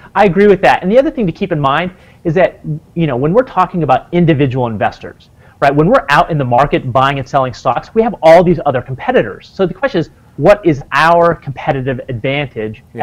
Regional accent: Wyoming, United States; I grew up on in Wyoming, about seven miles away from the Nebraska border.

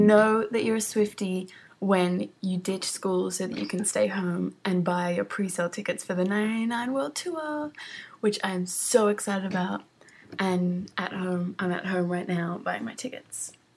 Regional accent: Australia; I'm from Australia.

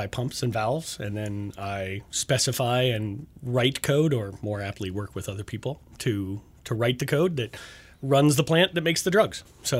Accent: Colorado, United States; I am from Colorado. And I'm lucky enough to have graduated from literally Rocky Mountain High.

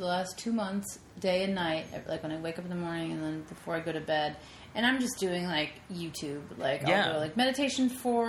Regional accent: Lyndhurst, New Jersey, United States; New Jersey.

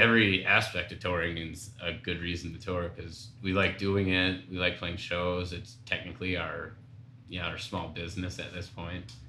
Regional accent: Minnesota, United States; I'm from Minnesota

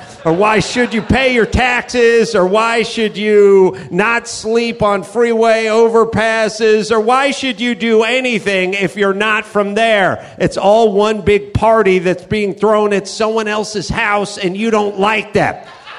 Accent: California, United States; I'm from California. I can't find one goddamn Rams fan at a sports bar.

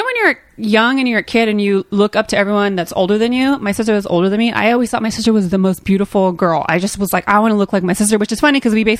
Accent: Modesto, California, United States; moved away; I was raised in Modesto.

